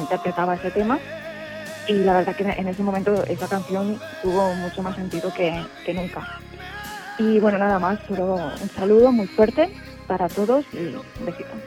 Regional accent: Barcelona, Catalonia, Spain; yo soy de Barcelona

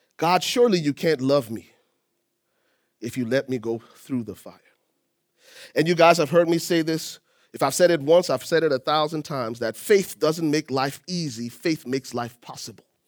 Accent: Liberia; moved away; I'm originally from Liberia.

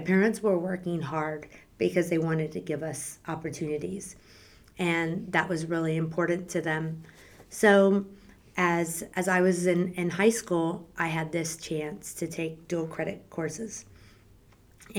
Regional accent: San Antonio, Texas, United States; I am the youngest of four girls, and we grew up in San Antonio

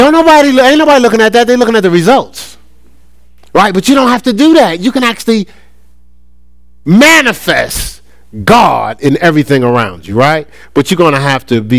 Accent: Newark, New Jersey, United States; moved away as an adult; also born or lived in Columbus, Ohio; now in Charlotte, United States; I'm from Newark, New Jersey

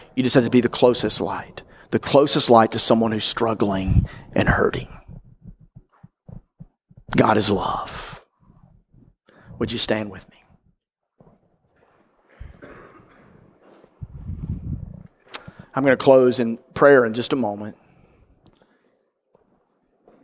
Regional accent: North Mississippi, United States; grew up in Mississippi, like I did, North Mississippi

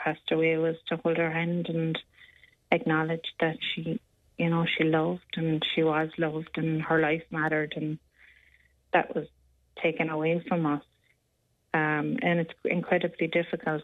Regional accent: Ireland; we're Irish

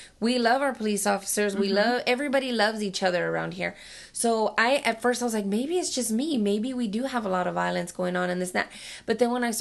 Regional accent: Dallas, Texas, United States; I was born and raised in Dallas and lived there up until I married my husband

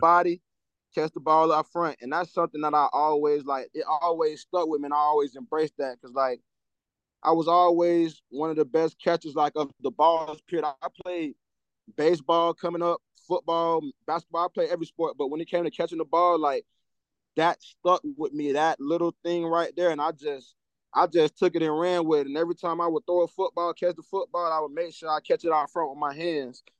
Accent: Tampa, Florida, United States; my hometown

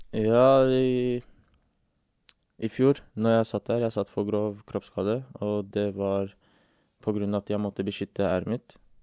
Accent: England, United Kingdom; now in Norway; jeg vokste opp i England

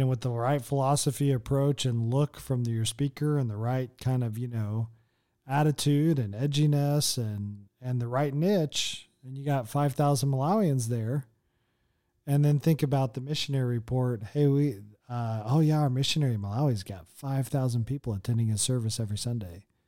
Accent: United States; now in Las Vegas, United States; as an American sitting here in Las Vegas

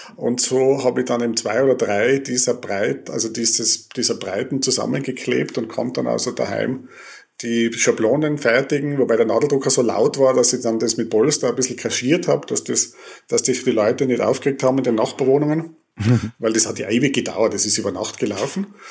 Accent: Tyrol, Austria; moved away as an adult; also born or lived in Innsbruck / Vienna; als Tiroler in dieser großen Stadt

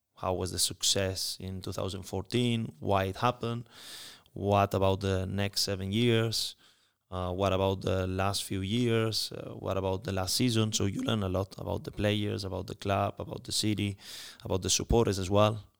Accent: Spain; moved away; I'm coming from Spain

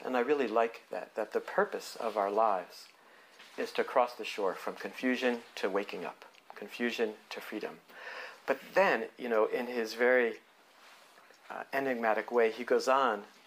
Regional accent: New Jersey, United States; moved away as an adult; growing up in New Jersey

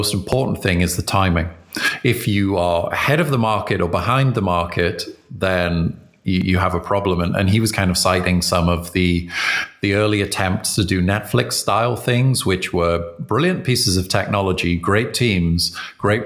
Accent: United Kingdom; I'm British

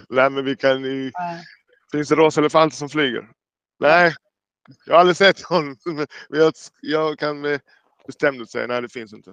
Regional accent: Jamaica; now in Sweden; jag är själv från Jamaica

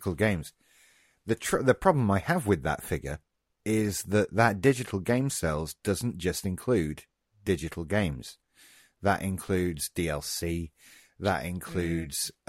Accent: United Kingdom; we as the British

